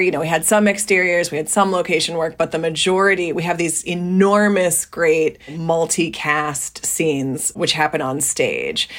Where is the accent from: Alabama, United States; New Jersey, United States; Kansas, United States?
New Jersey, United States; I grew up in New Jersey, small town, public high school